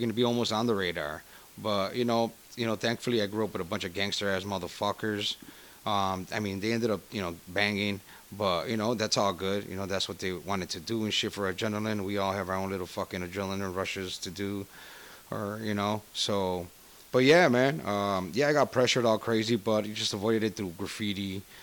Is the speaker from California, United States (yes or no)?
no; Chicago, Illinois, United States; I grew up in Little Village, where my parents bought a house